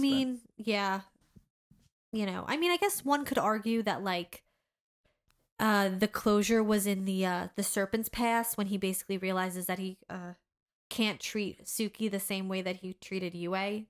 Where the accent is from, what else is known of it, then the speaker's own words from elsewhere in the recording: United States; as an American